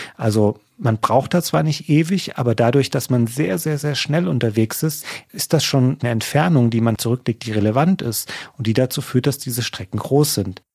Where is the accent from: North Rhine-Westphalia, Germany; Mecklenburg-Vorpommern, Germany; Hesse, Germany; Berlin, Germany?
Hesse, Germany; near Bad Hersfeld; in Bad Hersfeld, das ist so die nächstgrößere Stadt, von dort aus, wo ich herkomme